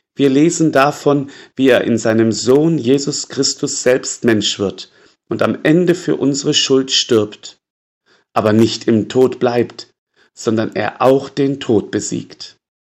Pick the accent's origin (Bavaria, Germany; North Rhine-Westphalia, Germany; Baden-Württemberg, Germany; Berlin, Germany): Bavaria, Germany; Würzburg; bei uns in Würzburg